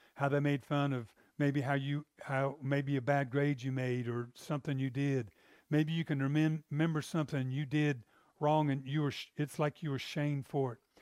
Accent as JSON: {"language": "English", "region": "the South", "country": "United States", "said": "I'm from the South"}